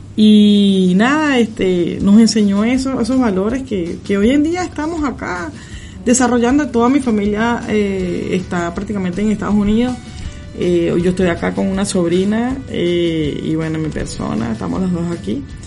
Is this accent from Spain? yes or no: no; Venezuela; moved away as an adult; now in Argentina; como todos salimos de, nuestro país, de Venezuela